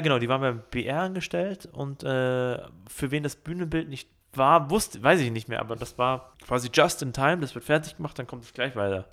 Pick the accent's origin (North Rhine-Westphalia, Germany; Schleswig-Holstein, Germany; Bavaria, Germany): Bavaria, Germany; Ismaning; da, wo ich aufgewachsen bin in Ismaning